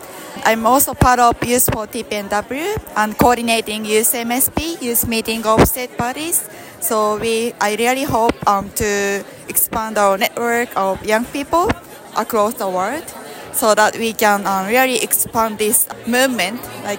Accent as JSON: {"language": "English", "country": "Japan", "said": "I'm from Japan."}